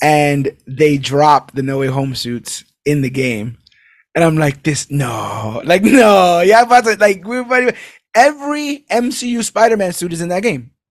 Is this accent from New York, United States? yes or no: yes; New York City, New York, United States; being a New Yorker